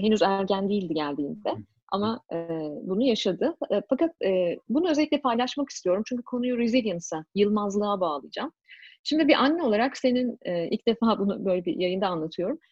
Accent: Turkey; moved away as an adult; now in Canada; sonuçta Türkiye'liyim.

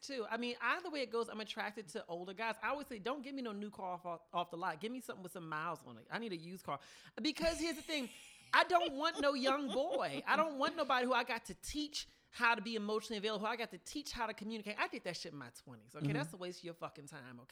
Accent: the South, United States; I'm from the South

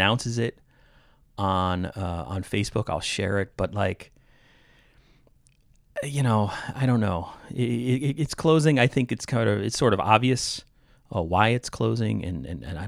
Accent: Somers, New York, United States; now in Naugatuck Valley, Connecticut, United States; I grew up in Somers, New York

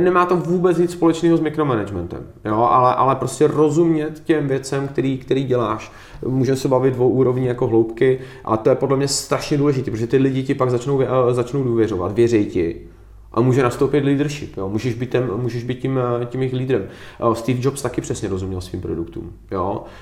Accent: Czechia; A my jsme Češi

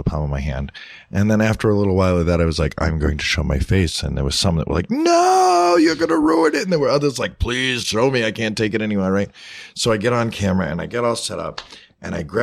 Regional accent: a city north of Boston, Massachusetts, United States; moved away; also born or lived in White Mountains, New Hampshire; I lived in the city north of Boston, and I was born in the White Mountains in New Hampshire

